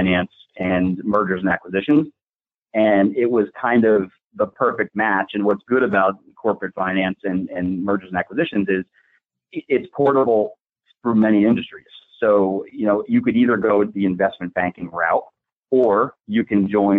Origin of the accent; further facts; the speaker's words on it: Totowa, New Jersey, United States; also born or lived in Oak Ridge, New Jersey; Born and raised in Totowa, New Jersey, which is a little town outside of New York City. Lived there all my life